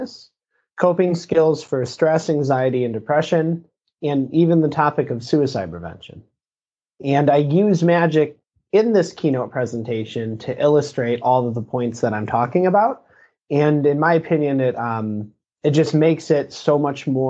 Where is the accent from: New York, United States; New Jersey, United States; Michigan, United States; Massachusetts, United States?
Michigan, United States; Lake Orion; Born and raised in Michigan, right in Lake Orion.